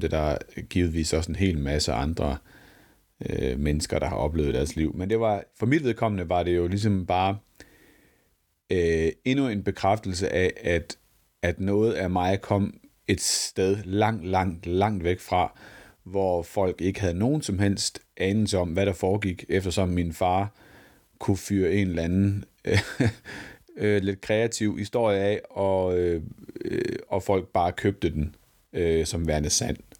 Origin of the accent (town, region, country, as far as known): West Jutland, Central Denmark Region, Denmark; born or raised there